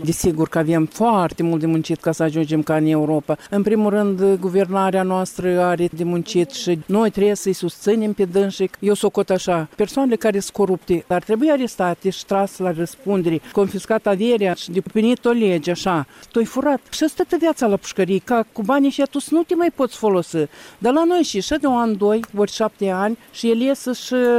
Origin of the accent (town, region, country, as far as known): Moldova